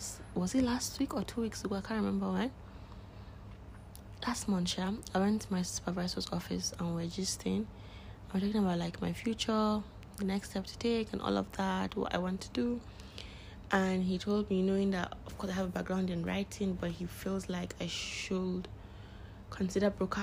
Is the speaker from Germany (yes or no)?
no; Northern Nigeria, Nigeria; I am a Nigerian, living in Nigeria. I am, what else am I? Yeah, I am a Muslim. I am from Northern Nigeria.